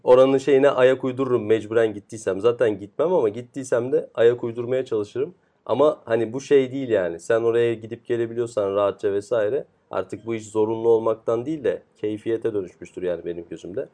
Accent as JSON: {"language": "Turkish", "region": "Istanbul", "country": "Turkey", "tie": "born or raised there", "said": "Biz doğma büyüme İstanbul'da"}